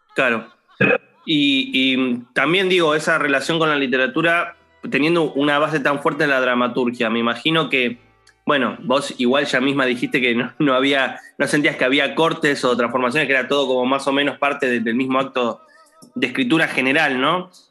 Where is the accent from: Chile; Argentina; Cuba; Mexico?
Argentina; a mí como argentino